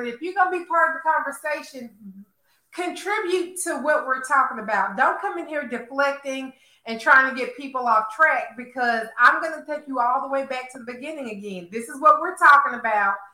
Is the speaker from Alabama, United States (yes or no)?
yes; Alabama, United States; Yeah, because um, I'm from Alabama and I didn't.